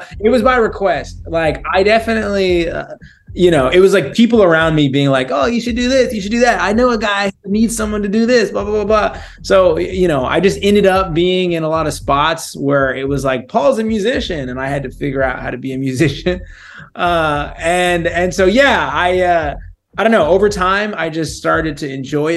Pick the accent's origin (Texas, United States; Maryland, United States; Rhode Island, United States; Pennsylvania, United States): Texas, United States; moved away as an adult; now in Los Angeles, United States; I'm from Texas. I moved out to L.A. for work after college